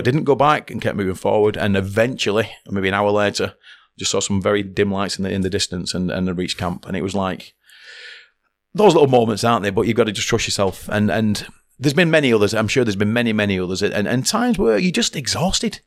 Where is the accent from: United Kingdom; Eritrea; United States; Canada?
United Kingdom; Oldham, North West England; as a child growing up in Oldham